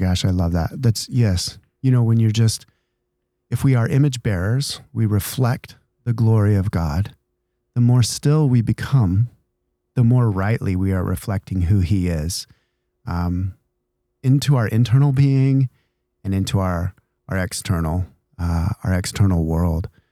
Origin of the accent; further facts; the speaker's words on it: Idaho, United States; now in San Diego, United States; I grew up in Idaho